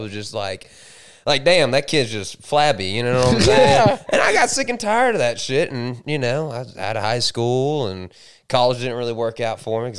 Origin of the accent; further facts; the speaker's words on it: Hollywood, Miami, Tamarac, later Polk County, Florida, United States; So I was originally born in Hollywood, not California.